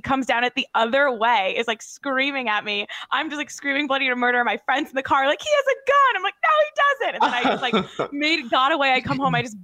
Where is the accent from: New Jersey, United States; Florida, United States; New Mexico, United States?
New Jersey, United States; Born and raised in New Jersey